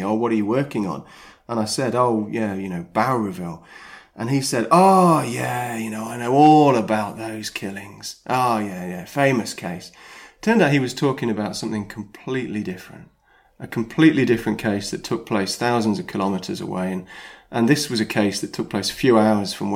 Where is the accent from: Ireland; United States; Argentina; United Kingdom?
United Kingdom; also born or lived in Sydney, Australia; I was born over there, grew up in the UK